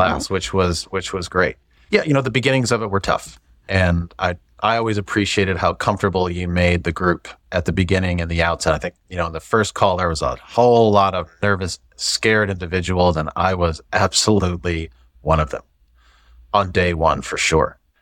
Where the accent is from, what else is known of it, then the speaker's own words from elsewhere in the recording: St. Louis, Missouri, United States; moved away as an adult; also born or lived in Atlanta / Dallas; I grew up in the Midwest, grew up in Saint Louis, you know, still a Cardinal fan.